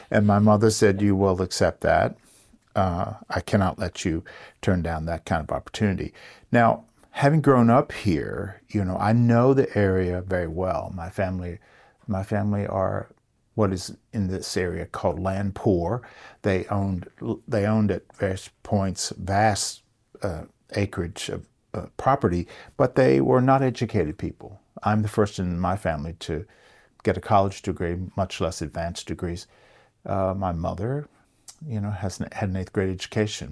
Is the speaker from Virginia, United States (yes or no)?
yes; Rockbridge County, Virginia, United States; Growing up in Rockbridge County, uh, my family's been here since seventeen forty